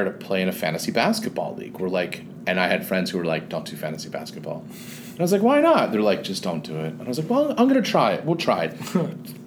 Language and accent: English; New Jersey, United States; I grew up in Jersey